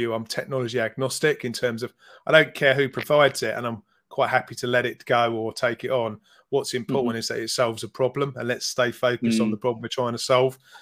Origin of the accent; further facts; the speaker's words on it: London, United Kingdom; I was born in North London